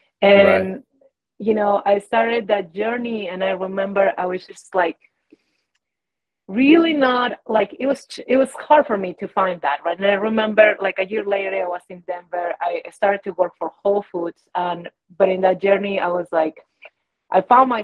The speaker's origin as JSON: {"language": "English", "country": "Peru", "lives_now": "United States", "said": "So I have been in the States for 21, almost 22 years. And in that journey, I came from Peru, to forge a different life. And I was working in the mountains here in Colorado and corporate, right?"}